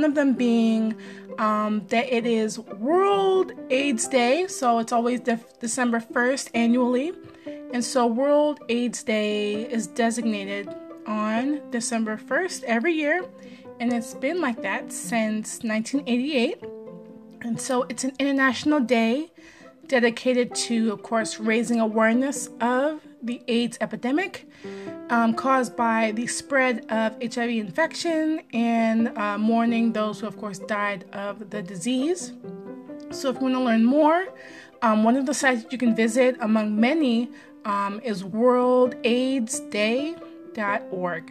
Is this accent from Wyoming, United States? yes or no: no; Maryland, United States; my home state.